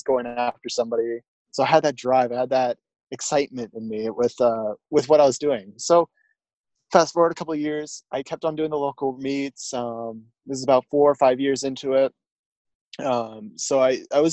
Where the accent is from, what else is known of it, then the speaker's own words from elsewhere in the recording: Tacoma, Washington, United States; also born or lived in Enumclaw, Washington; I was born in Tacoma, Washington, residence out of Enumclaw, Washington.